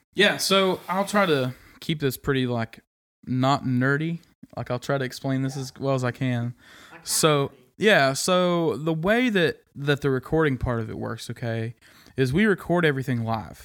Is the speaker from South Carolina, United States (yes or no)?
no; Kansas, United States; moved away as an adult; now in East Tennessee, United States; loved growing up there